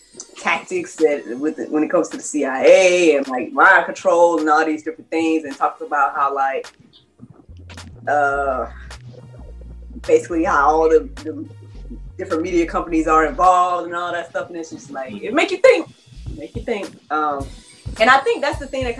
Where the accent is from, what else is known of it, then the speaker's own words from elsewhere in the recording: United States; as an American